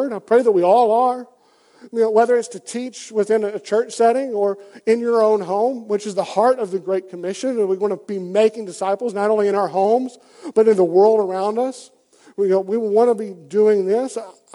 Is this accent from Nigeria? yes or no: no; Deep South, United States; I grew up, as you can tell by my accent, in the pretty deep South. I grew up down in the South